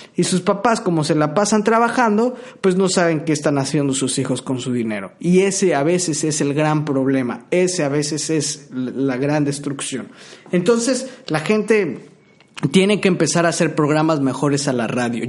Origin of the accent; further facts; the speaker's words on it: Tabasco, Mexico; yo soy tabasqueño